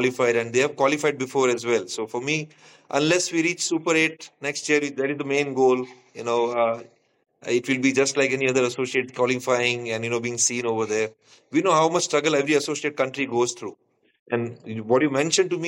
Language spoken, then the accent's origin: English; India; now in Nepal; I come from India